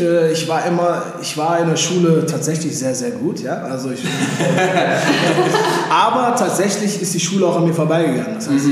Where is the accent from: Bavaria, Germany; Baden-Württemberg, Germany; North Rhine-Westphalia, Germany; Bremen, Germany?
North Rhine-Westphalia, Germany; Mülheim an der Ruhr; moved away; also born or lived in Los Angeles, United States; in Beverly Hills des Ruhrgebiets aufgewachsen und geboren in Mühlheim an der Ruhr